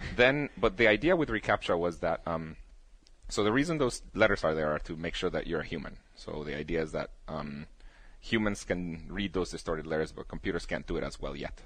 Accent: Guatemala; moved away; at the place in Guatemala, I was the only kid with a computer.

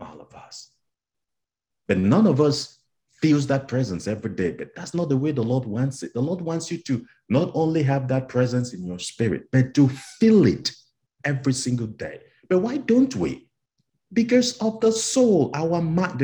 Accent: Cameroon; moved away; I'm from Cameroon in West Africa

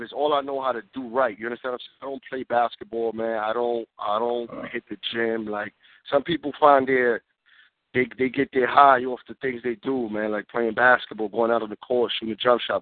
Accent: New York City, New York, United States; Born and raised in the Bronx, man. New York City

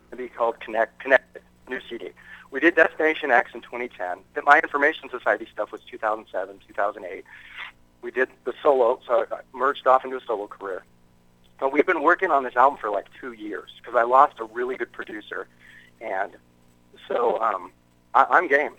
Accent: United States; I'm American.

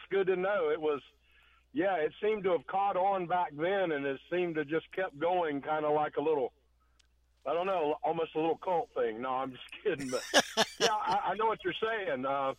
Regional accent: Asheville, North Carolina, United States; I'm from North Carolina, the Asheville area

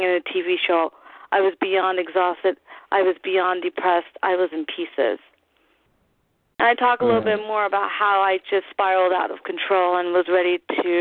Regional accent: New York, United States; As a New Yorker who does theater, I've never dreamed of leaving home

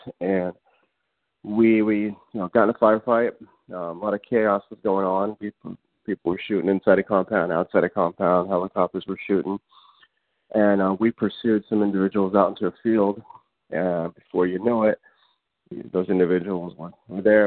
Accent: Los Angeles, California, United States; I grew up in the Los Angeles area

